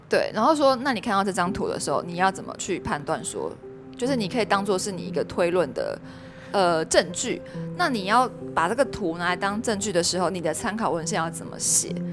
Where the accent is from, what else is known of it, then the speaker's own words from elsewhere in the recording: Taiwan; 我们台湾人